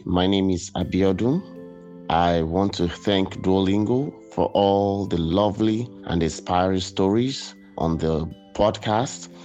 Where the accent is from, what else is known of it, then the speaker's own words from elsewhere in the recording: Nigeria; moved away as an adult; now in Montreal, Canada; Originally, I'm from Nigeria, and in Nigeria, we speak English alone. But I came to uh, Montreal, Quebec a few months ago